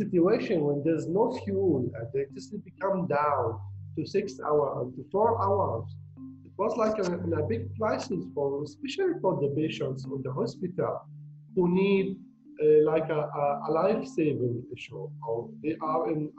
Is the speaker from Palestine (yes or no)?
yes; Gaza, Gaza Strip, Palestine; I'm from Gaza.